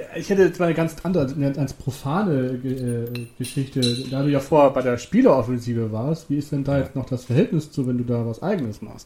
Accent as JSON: {"language": "German", "region": "Hamburg", "country": "Germany", "said": "Ich bin Hamburger"}